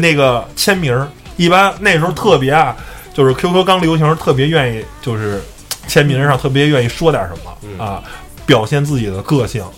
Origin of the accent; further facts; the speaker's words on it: Beijing, China; 我也是一个北京人